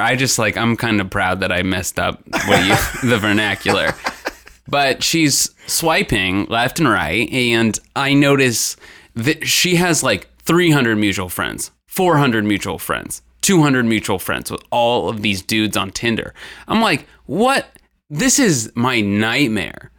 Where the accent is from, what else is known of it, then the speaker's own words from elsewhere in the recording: northern Indiana, United States; now in Cincinnati, United States; I'm from Indiana, like, northern